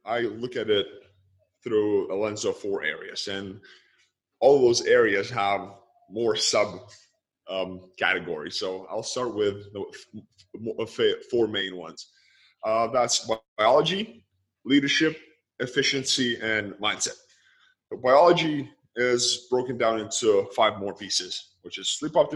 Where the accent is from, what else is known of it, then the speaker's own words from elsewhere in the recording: Lithuania; I grew up in Lithuania. I was born and raised. I am born and raised in Lithuania.